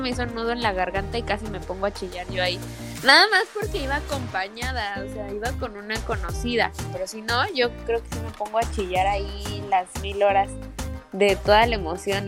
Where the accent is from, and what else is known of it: Mexico; moved away as an adult; now in Dubai, United Arab Emirates